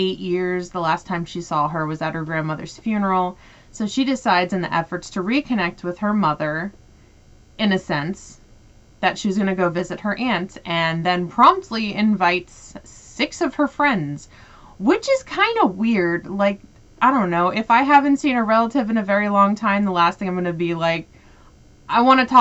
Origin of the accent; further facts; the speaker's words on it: United States; I'm American